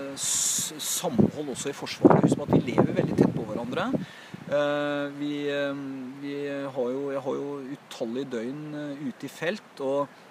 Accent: Oslo, Norway; Det heter jo Haugerud, der jeg vokste opp.

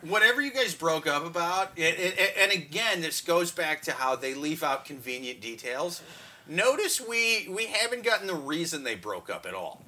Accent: Midwest, United States; I'm from the Midwest where there's not subways and shit

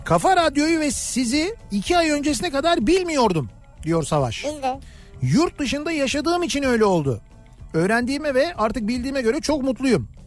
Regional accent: Fatih, Istanbul, Turkey; 1966 yılında Fatih'te doğup büyüdüm. Ee, 14 yaşına kadar orada yaşadım. Malta çarşısında babamın dükkanı vardı.

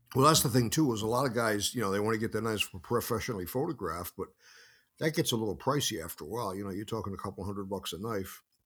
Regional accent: Carolina, Rhode Island, United States; I grew up in a small village. It was an old, uh, textile mill town at the time

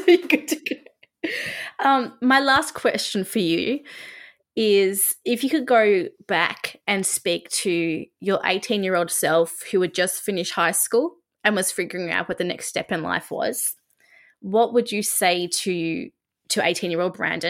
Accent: Australia; because I'm Australian

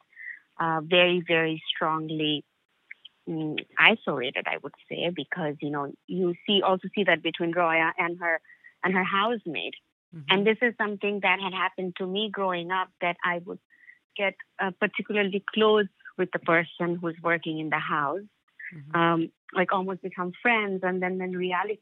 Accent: Dhaka, Dhaka Division, Bangladesh; moved away as an adult; growing up in Dhaka

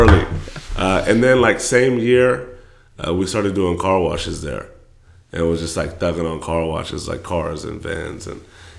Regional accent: California, United States; I was born in the Bay Area. I moved to the Valley in the fourth grade, moved back up to the Bay in the fifth grade.

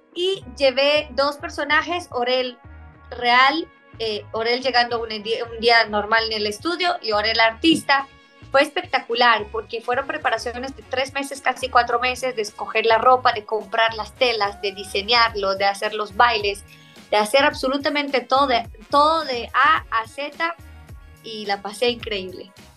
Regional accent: Israel; Spanish is a second language; now in Miami, United States; que soy de, Israel, que soy del Medio Oriente

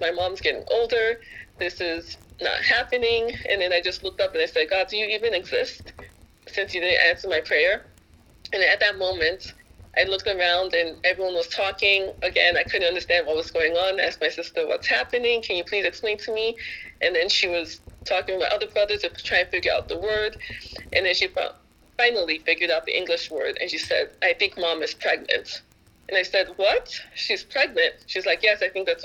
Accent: United States; I was born and raised in America, but I have two older brothers and two older sisters that were born in Haiti

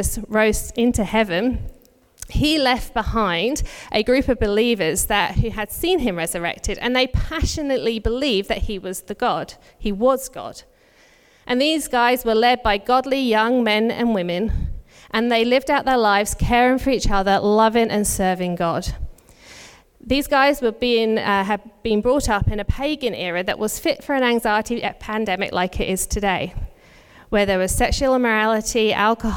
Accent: United Kingdom; now in Australia; If you can tell from my accent, I'm not originally from Australia. Our families are both back in the UK.

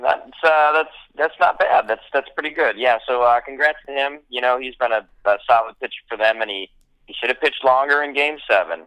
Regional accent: Milwaukee, Wisconsin, United States; my hometown sports teams, uh, and especially the Brewers

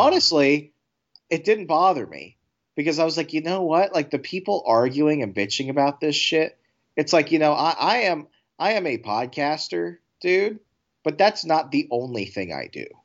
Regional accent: Fairfax County, Virginia, United States; I grew up in Fairfax County, Virginia

